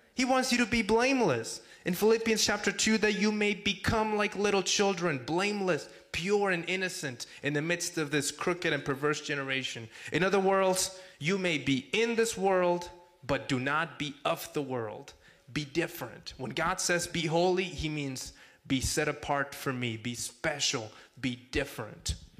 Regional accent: Mexico; also born or lived in Texas; now in Arizona, United States; I'm from Mexico, born and raised.

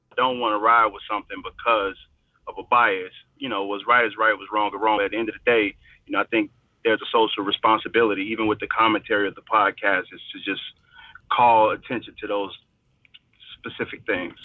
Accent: Chicago, Illinois, United States; I'm from Chicago.

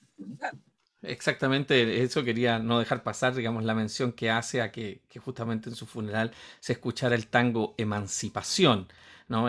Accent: Chile; para los que somos chilenos y hemos leído a Borges

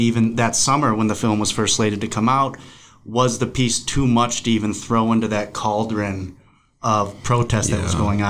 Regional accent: Cleveland, Ohio, United States; born or raised there; moved away; also born or lived in Berkeley, California

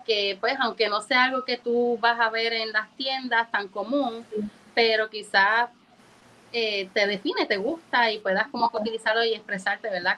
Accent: Moca, Puerto Rico; also born or lived in Orlando, Florida; aunque no nací en Puerto Rico, eh, mis padres son boricuas y llevo aquí desde los cuatro años y yo soy nativa

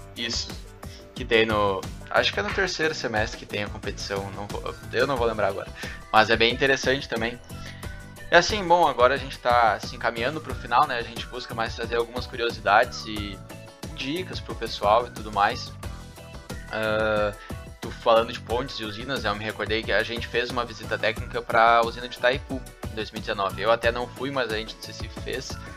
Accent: Capão da Canoa, Rio Grande do Sul, Brazil; eu sou de Capão da Canoa

